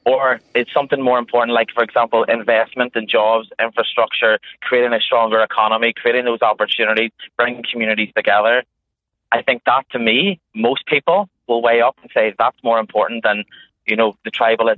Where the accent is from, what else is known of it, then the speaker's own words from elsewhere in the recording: Northern Ireland, United Kingdom; moved away as an adult; I am proud to be from Northern Ireland, proud to be from the north of Ireland. I am Northern Irish.